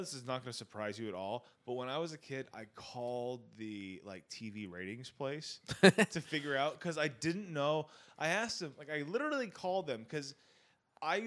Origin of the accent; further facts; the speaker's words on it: United Kingdom; I'm British